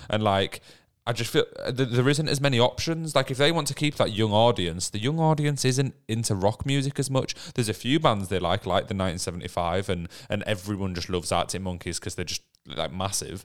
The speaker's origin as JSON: {"language": "English", "region": "England", "country": "United Kingdom", "said": "we're from England"}